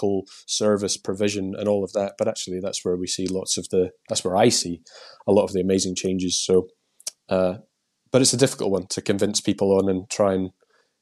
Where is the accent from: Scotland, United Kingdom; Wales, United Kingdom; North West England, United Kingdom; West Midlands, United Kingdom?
Scotland, United Kingdom; accent: Scottish; moved away as an adult; now in England; I've still retained my Scottish accent somehow. I've lived in England now for like 20 years